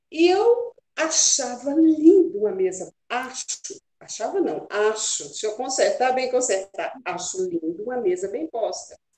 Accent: Minas Gerais, Brazil; É, eu sou bem mineira, né? E adoro é Apaixonada é por Minas.

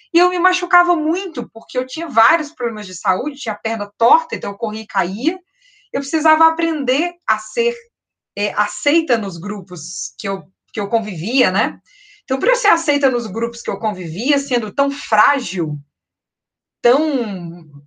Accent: Belo Horizonte, Minas Gerais, Brazil; also born or lived in Rio de Janeiro; eu nasci no Rio, tenho, fui criada em terras mineiras

